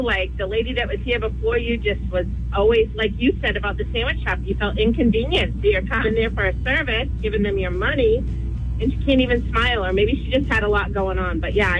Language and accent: English; North Berwick, Maine, United States; North Berwick.